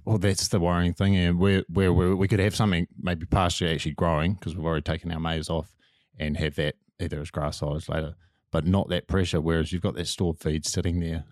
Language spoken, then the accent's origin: English; Manawatū-Whanganui, New Zealand; I'm from Manawatu and the, the clays of Bunnythorpe